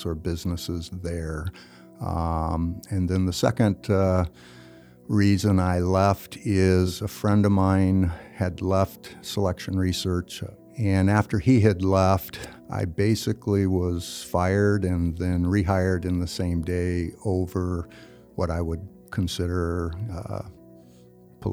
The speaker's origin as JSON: {"language": "English", "town": "Hastings", "region": "Nebraska", "country": "United States", "tie": "born or raised there", "also_born_or_lived": "Wood River, Nebraska", "said": "I'm originally from Hastings, Nebraska. Actually, I was born in Wood River, so Scott Frost and myself are from Wood River, Nebraska. I liked Hastings. It was good for growing up in teenage years"}